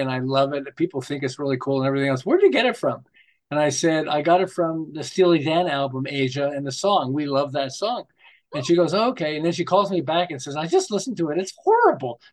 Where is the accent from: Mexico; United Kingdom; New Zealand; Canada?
Canada; Montreal, Quebec; moved away as an adult; now in Southern California, United States; I'm originally from Montreal. And we moved to Los Angeles, the Southern California, not quite Los Angeles, between Los Angeles and Santa Barbara